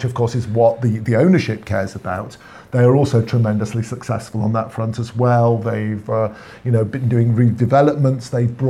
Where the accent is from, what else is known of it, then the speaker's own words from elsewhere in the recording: Manchester, North West England, United Kingdom; It is a city in the northwest of England, 39 miles from our sort of native Manchester.